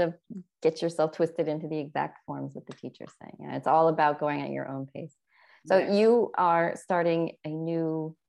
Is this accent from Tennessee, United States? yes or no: no; California, United States; moved away; for me as a Californian to have walked in, and it was just like instantly I was transported to home